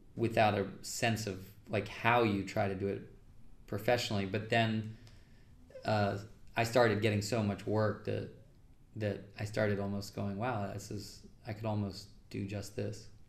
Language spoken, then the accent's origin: English; New York, United States; I'm a New Yorker. I don't really love being in LA all that much